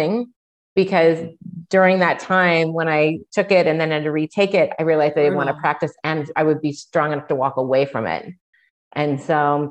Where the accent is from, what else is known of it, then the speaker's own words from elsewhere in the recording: Ohio, United States; moved away as an adult; also born or lived in California; I'm originally from Ohio